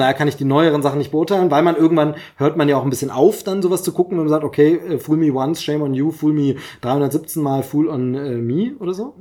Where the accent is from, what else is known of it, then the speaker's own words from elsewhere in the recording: East Germany, Germany; Ich komme aus dem Osten, hab's da verpasst. Denn Augsburger Puppenkiste habe ich dann erst mitbekommen nach der Wende eben